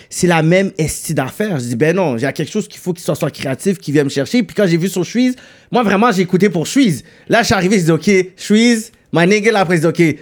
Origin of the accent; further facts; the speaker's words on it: Montreal, Quebec, Canada; born there; Parce que moi, je suis né à Saint-Michel, mais j'habite dans l'Ouest.